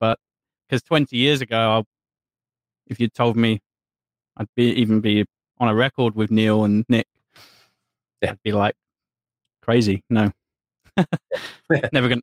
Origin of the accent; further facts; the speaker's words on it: England, United Kingdom; being English